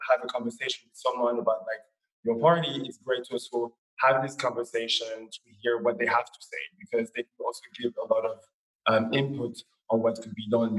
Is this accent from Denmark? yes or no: yes; Copenhagen, Capital Region of Denmark, Denmark; moved away as an adult; now in Berlin, Germany; I'm from Copenhagen